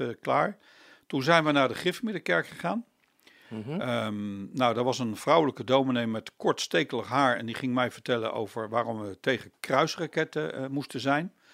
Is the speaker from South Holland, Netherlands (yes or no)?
yes; The Hague, South Holland, Netherlands; En ben heel snel verhuisd naar Loosduinen. Dus ik zeg altijd, ik ben een peenbuiker